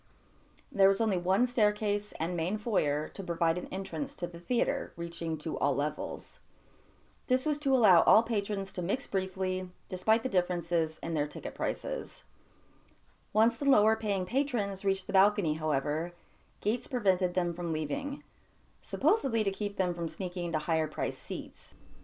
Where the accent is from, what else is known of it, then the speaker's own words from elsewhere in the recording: Illinois, United States; The worst theater fire, in fact, the worst single building fire in U.S. history, happened in my home state of Illinois.